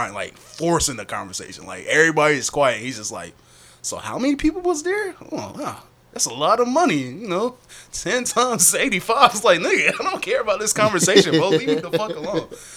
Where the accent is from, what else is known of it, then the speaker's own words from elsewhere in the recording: Fayetteville, North Carolina, United States; I did say I was from Fayetteville, so when I say I was from Fayetteville